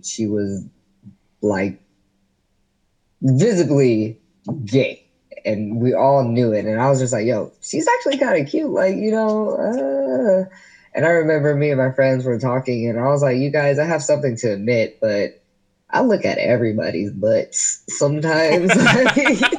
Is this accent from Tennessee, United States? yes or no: no; Gwinnett County, Georgia, United States; growing up in Gwinnett County, where everything is white and Christian